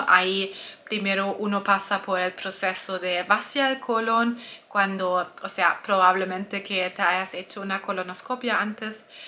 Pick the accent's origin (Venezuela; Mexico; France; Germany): Germany; Spanish is a second language; soy alemana, tal vez lo escuchas en mi voz